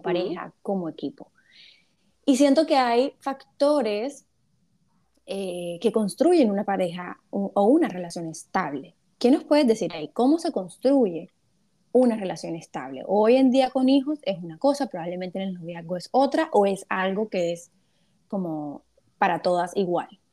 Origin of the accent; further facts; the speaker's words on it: Cartagena, Bolívar, Colombia; now in Barranquilla, Colombia; yo estoy en Barranquilla, soy cartagenera, pero estoy en Barranquilla